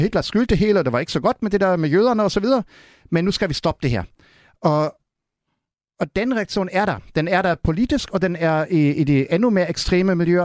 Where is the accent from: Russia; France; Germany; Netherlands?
Germany; Berlin; Danish is a second language; now in Denmark; i Vestberlin, hvor jeg er opvokset